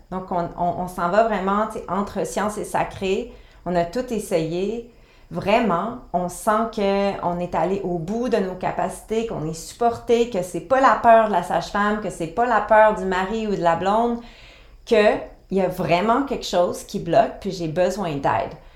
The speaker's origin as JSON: {"language": "French", "region": "Quebec", "country": "Canada", "said": "chez nous au Québec"}